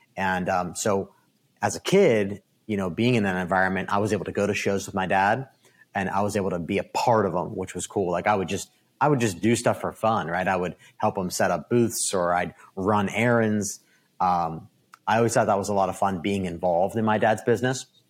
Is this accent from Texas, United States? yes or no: no; Downingtown, Pennsylvania, United States; I was born and raised in Downingtown, Pennsylvania